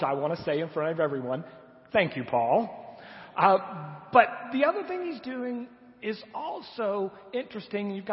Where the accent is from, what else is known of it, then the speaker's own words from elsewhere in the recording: United States; we Americans